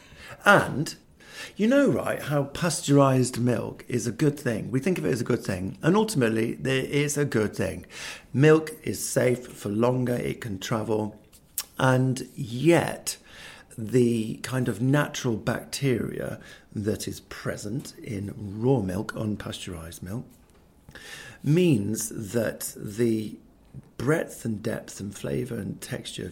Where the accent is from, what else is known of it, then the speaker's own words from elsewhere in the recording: England, United Kingdom; I'm English by accident. And I really like being English